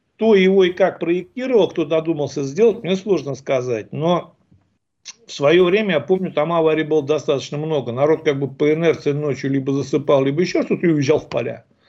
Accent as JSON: {"language": "Russian", "town": "Ufa", "region": "Bashkortostan", "country": "Russia", "said": "сами из Уфы"}